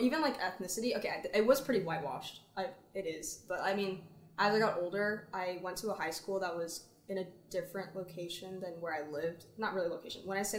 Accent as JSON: {"language": "English", "town": "Frisco", "region": "Texas", "country": "United States", "tie": "born or raised there", "also_born_or_lived": "Fountain Valley, California", "said": "I grew up in Frisco, which is north of Dallas, and I consider it very... I wouldn't say liberal, but it's definitely not, like, what you think of when you think of Texas, like, small town, like, farmers."}